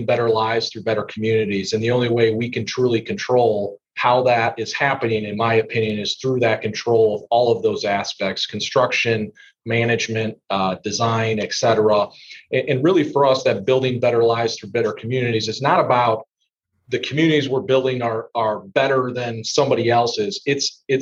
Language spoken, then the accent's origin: English; Indiana, United States; my home state of Indiana